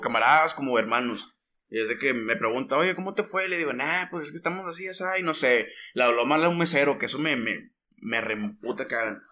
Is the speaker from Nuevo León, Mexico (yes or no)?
yes; Monterrey, Nuevo León, Mexico; soy regio, ah, somos regios